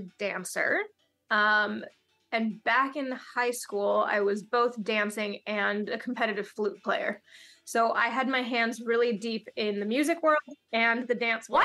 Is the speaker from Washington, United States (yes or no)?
yes; Seattle, Washington, United States; now in Los Angeles, United States; I grew up in Seattle